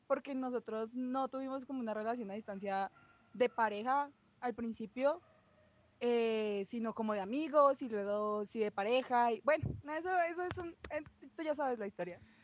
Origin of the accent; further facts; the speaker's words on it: Bogotá, Colombia; accent: rolo; por ser rola y por mi acento